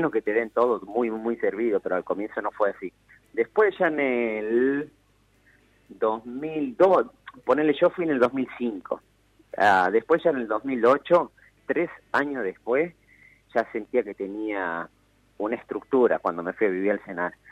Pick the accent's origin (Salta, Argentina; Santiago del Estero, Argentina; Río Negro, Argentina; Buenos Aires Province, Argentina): Santiago del Estero, Argentina; Termas de Río Hondo; also born or lived in Buenos Aires; Sí, sí, de Termas de Río